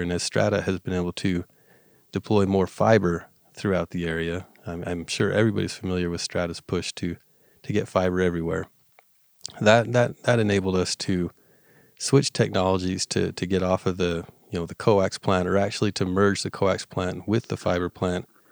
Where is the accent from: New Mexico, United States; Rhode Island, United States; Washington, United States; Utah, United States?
Utah, United States; Uintah Basin; I, I grew up here in the Union Basin, um, graduated from Union High School